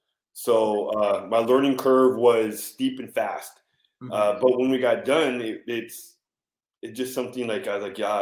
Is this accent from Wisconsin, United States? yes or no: no; San Diego, California, United States; I'm from San Diego, California